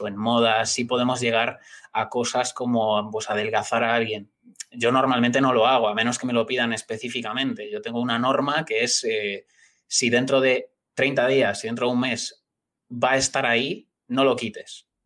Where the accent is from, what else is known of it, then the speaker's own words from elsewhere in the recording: Galicia, Spain; yo soy gallego